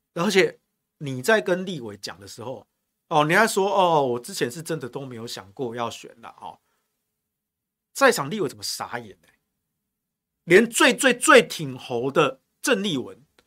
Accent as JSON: {"language": "Chinese", "region": "Taichung", "country": "Taiwan", "said": "我们台中人"}